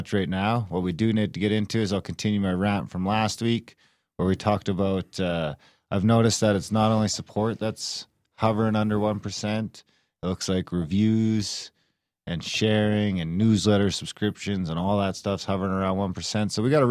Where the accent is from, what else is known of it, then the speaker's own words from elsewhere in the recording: Canada; Native Canadian? Yeah, I guess.